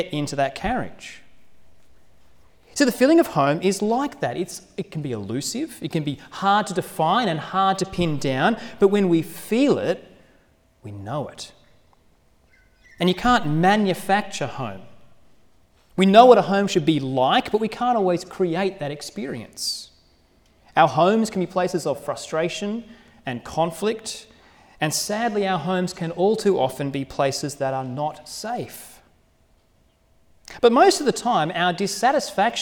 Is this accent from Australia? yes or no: yes; Sydney, New South Wales, Australia; now in Wagga Wagga, Australia; The home I grew up was in Sydney. And I grew up in a hilly, leafy suburb